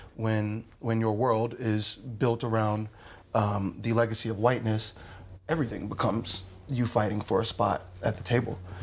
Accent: Philadelphia, Pennsylvania, United States; I'm a Philadelphian

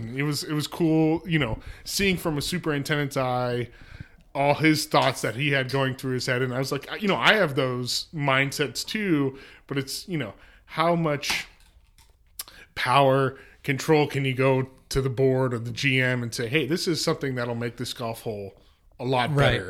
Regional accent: Carmel, Indiana, United States; Well, I grew up in Carmel, Indiana, which is north suburb of Indianapolis.

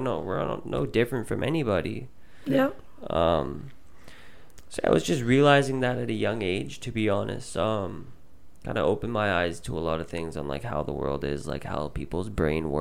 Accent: Surrey, British Columbia, Canada; also born or lived in Vancouver; I grew up in Surrey. And for anyone that doesn't know, Surrey is predominantly brown.

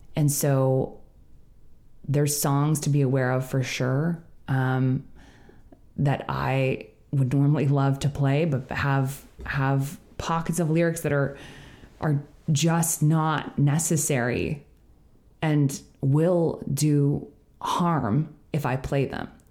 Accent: Canada; as a Canadian

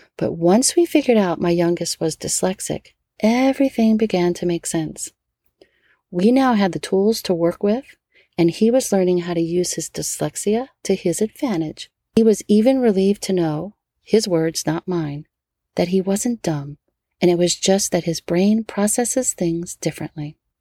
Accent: New Orleans, Louisiana, United States; born or raised there; now in California, United States

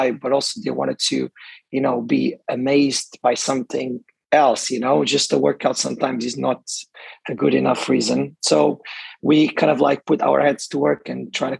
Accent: Portugal; moved away as an adult; now in Dubai, United Arab Emirates; I'm from Portugal. I moved to the UAE, to Dubai, actually 8 years ago.

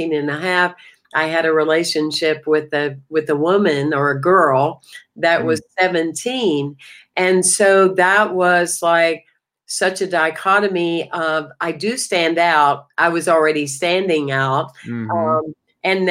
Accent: Anderson, South Carolina, United States; moved away as an adult; also born or lived in Greenville, South Carolina; now in Florida, United States; I was born in Anderson, South Carolina, a little small town with around 28,000 people. And I, outside of Atlanta and Greenville, Spartanburg, and I lived there until my late 20s

